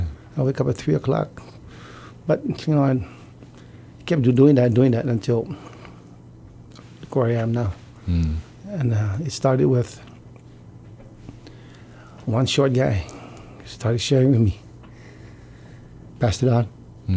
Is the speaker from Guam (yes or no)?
yes; Guam; also born or lived in Yigo, Guam; I grew up in the island of the village of Tuman.